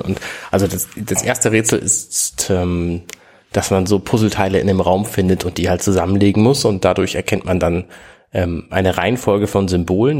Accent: Hamburg, Germany; ich bin Hamburger

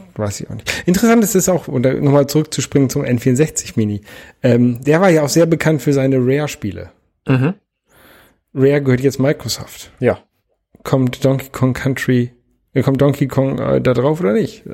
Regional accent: Lower Saxony, Germany; Ich bin in Niedersachsen zur Schule gegangen.

